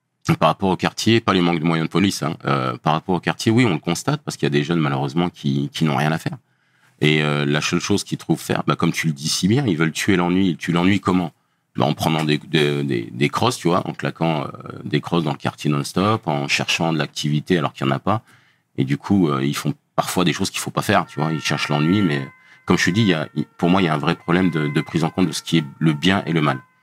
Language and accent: French; Dijon, Bourgogne-Franche-Comté, France; moved away as an adult; now in Paris region, France; je viens de Bourgogne, d'une ville qui s'appelle Dijon